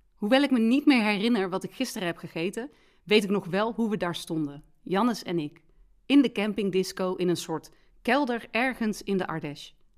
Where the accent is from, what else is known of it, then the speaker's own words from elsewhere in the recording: Rijen, North Brabant, Netherlands; in Rijen, waar ik vandaan kom